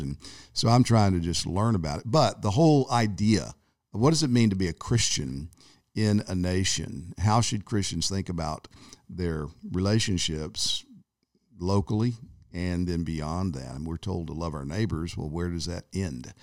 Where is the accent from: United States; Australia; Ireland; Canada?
United States; growing up in America